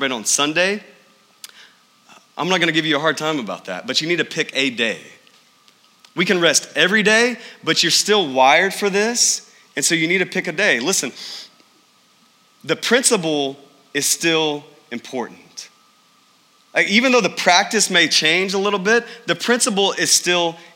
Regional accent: East Texas, United States; I grew up in the Bible Belt of East Texas

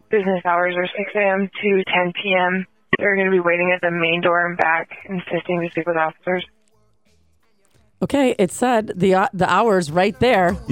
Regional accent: California, United States; now in New York City, United States; I love it, but I'm from California.

